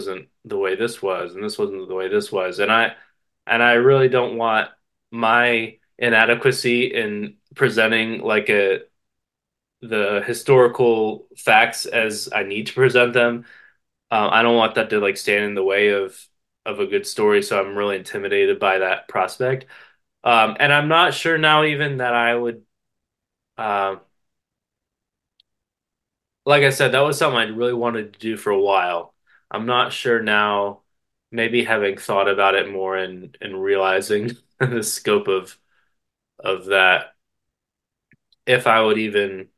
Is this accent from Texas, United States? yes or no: no; West Virginia, United States; I come from West Virginia